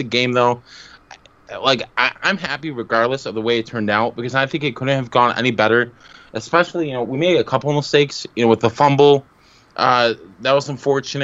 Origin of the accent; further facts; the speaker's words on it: Syracuse, New York, United States; I'm from Syracuse, New York